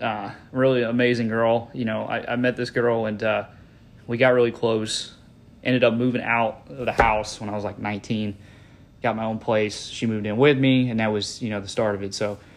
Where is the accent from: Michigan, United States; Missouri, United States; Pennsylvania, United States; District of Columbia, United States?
Pennsylvania, United States; moved away as an adult; also born or lived in Corpus Christi, Texas; now in Pensacola, United States; So basically what happened was I was born in Corpus Christi, Texas. Parents split up when I was about like 3 years old. Ended up moving up to Pennsylvania, and I spent the rest of my teenage years and up to about 21, and I moved down to Pensacola, Florida.